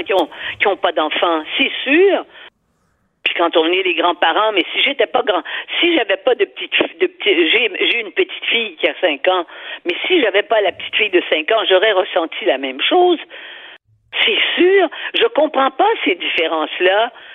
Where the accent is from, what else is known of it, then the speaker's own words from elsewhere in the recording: Quebec, Canada; chez nous au Québec